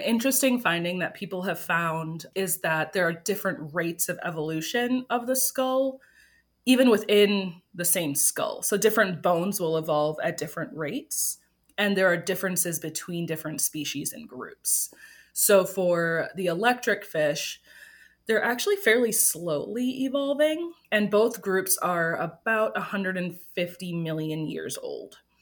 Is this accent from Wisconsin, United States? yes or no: yes; Green Bay, Wisconsin, United States; moved away as an adult; I grew up in Green Bay, Wisconsin